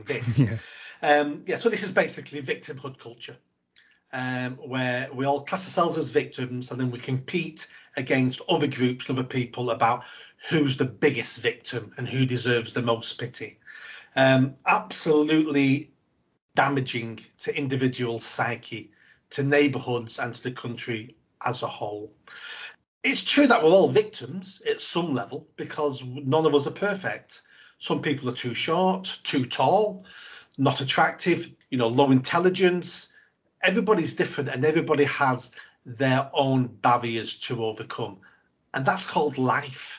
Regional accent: Manchester, North West England, United Kingdom; Grew up on a South Manchester council estate with a single mum

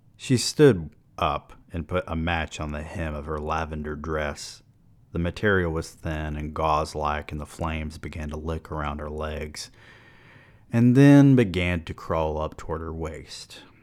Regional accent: the South, United States; I'm from the South.

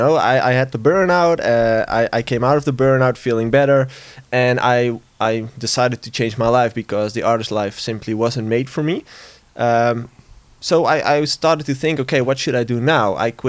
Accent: Tilburg, North Brabant, Netherlands; And he's also from my hometown

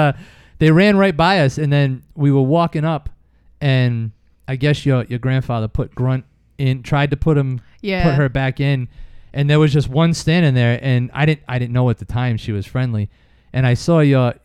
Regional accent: East Providence, Rhode Island, United States; we grew up in East Providence, like a residential city kind of neighborhood.

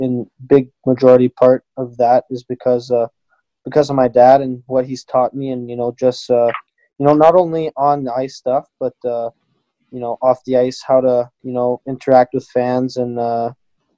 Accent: Sherbrooke, Quebec, Canada; also born or lived in United States; being from Sherbrooke

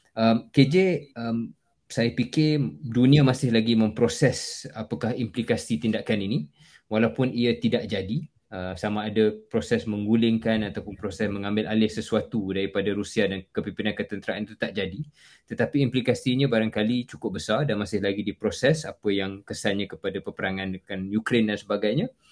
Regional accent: Malaysia; kita sebagai orang Malaysia

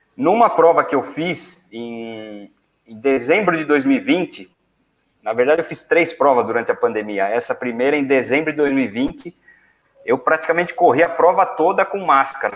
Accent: São Paulo, Brazil; quando eu era adolescente, lá em São Paulo

